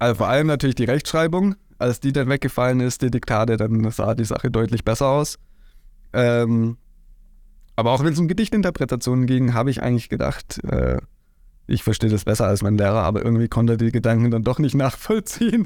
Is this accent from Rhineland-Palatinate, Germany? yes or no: no; Heimsheim, Baden-Württemberg, Germany; ich komme aus Heimsheim